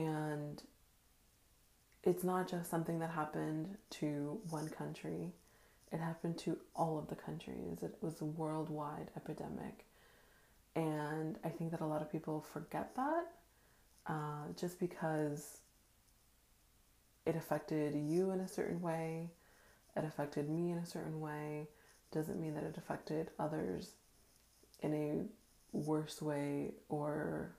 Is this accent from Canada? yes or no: no; Dominican Republic; born there; So I was born in Dominican Republic to a country boy at heart bank manager by day